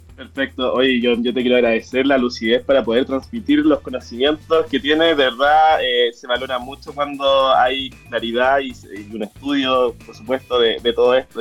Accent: Concepción, Biobío, Chile; Nosotros somos de Concepción

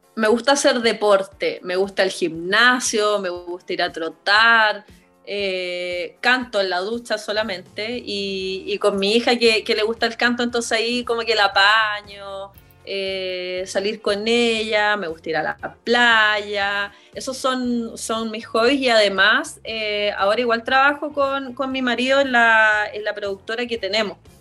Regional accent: Hualpén, Biobío, Chile; also born or lived in Talcahuano / Concepción; Nací en Talcahuano, en el Hospital Higueras, eh, viví mi infancia chiquitita siempre en Hualpén, porque mis abuelos eran de Hualpén. Entonces, no vivía con ellos, yo vivía acá en Concepción

